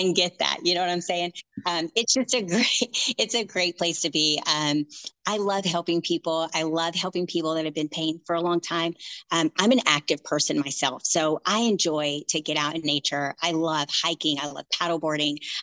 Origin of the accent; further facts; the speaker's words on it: Oklahoma, United States; moved away as an adult; also born or lived in Pittsburgh, Pennsylvania; now in North Texas, United States; I was actually born and raised in Oklahoma, moved to Pittsburgh, Pennsylvania for about 7 years